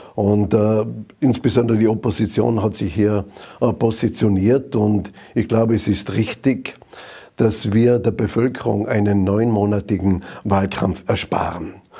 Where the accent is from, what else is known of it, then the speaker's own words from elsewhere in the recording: Zams, Tyrol, Austria; in Zams in meiner Heimatgemeinde